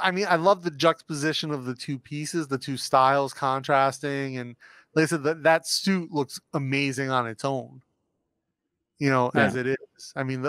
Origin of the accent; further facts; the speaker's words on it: Northeast, United States; moved away; I grew up in the Northeast, right? So. Not a very military-centric part of the country.